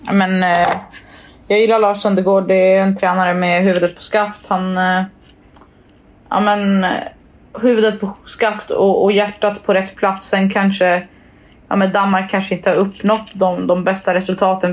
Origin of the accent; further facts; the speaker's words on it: Sweden; jag var från Sverige